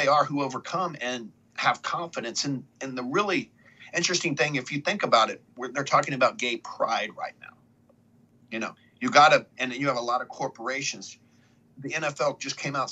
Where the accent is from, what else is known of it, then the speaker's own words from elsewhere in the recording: United States; as an American citizen, as someone born in the greatest nation in the world